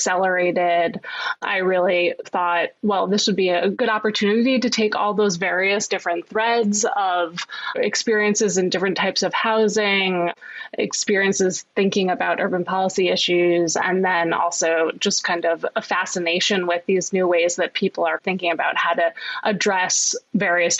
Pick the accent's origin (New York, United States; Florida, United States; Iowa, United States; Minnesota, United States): New York, United States; New York City; Growing up in Manhattan